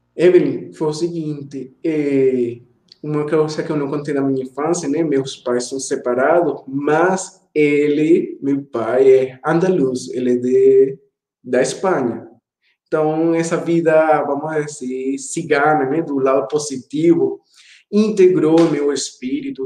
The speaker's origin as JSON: {"language": "Portuguese", "town": "Caracas", "region": "Capital District", "country": "Venezuela", "tie": "born or raised there", "also_born_or_lived": "Ecuador", "second_language": "Portuguese", "moved": "as an adult", "lives_now": "Campina Grande, Brazil", "said": "eu nasci na capital, Caracas"}